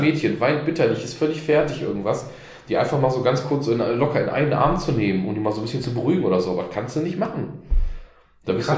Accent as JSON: {"language": "German", "region": "North Rhine-Westphalia", "country": "Germany", "tie": "born or raised there", "said": "ich bin ja auch mit der, äh, mit der Illusion aufgewachsen hier in Nordrhein-Westfalen, in Solich, dass ich Hochdeutsch spreche"}